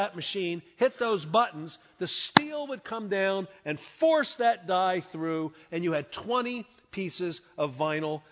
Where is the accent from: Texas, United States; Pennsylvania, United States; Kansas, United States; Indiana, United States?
Pennsylvania, United States; Philadelphia; I was born in Philadelphia, born and raised in Philadelphia, good, solid, blue-collar family.